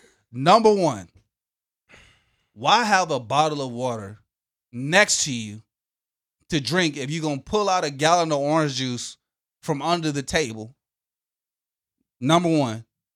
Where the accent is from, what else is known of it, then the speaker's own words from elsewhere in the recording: DMV, Washington metropolitan area, United States; moved away; I am a DMV native.